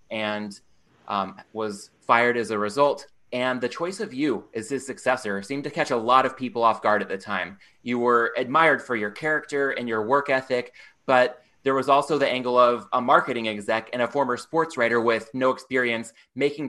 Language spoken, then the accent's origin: English; Southern California, United States; I myself grew up in Southern California.